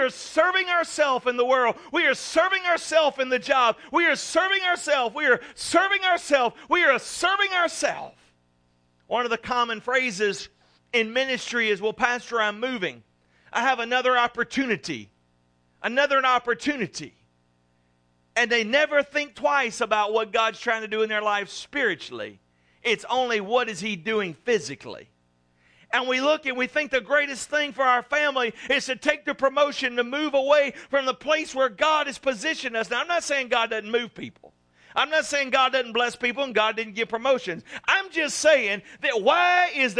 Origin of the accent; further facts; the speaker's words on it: South Louisiana, United States; growing up in South Louisiana